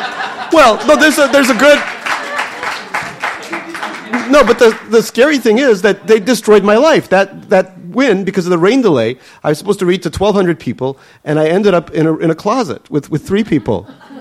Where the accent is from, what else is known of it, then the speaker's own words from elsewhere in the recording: Saint Petersburg, Russia; born there; What city was I born in Russia? I was born in Leningrad. Yeah, in the Oto Roddom, which is the best Roddom, birthing house in all of Leningrad.